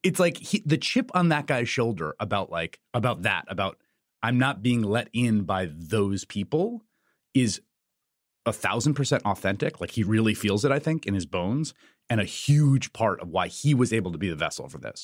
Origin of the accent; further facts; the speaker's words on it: New York City, New York, United States; moved away; also born or lived in Chicago / Washington, D.C.; I grew up in New York City in the peak crime years